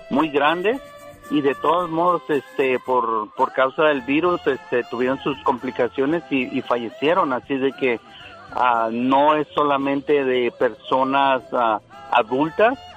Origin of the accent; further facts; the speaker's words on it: Guadalajara, Jalisco, Mexico; la semana pasada yo perdí tres amigos del mismo barrio porque yo soy de Guadalajara.